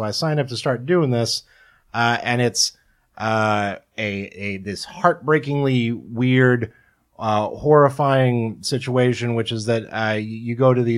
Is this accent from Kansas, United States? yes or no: yes; Kansas, United States; born or raised there